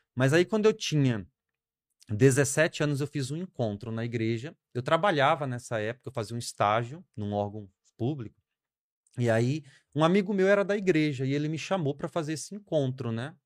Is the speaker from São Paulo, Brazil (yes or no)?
no; Marabá, Pará, Brazil; also born or lived in Espírito Santo, Brazil; now in Parauapebas, Brazil; No Espírito Santo eu fiquei até uns nove, depois eu vim para Marabá